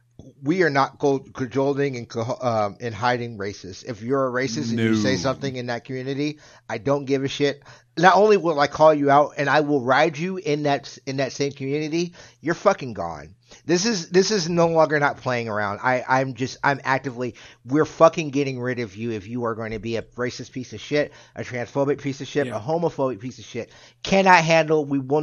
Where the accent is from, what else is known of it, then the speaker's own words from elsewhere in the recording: Jacksonville, Florida, United States; When I was growing up in Jacksonville is a port city. We have a military base.